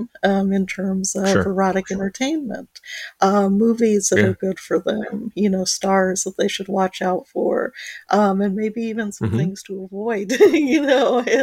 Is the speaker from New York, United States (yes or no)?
no; Muncie, Indiana, United States; I grew up in Munsa, Indiana. I was a farmer's daughter